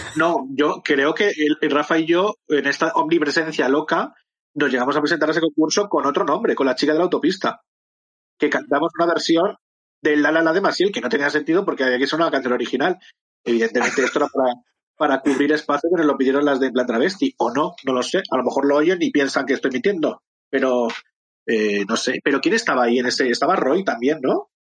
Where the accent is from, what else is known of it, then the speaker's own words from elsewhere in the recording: Madrid, Community of Madrid, Spain; Yo soy de Madrid, de Chamberí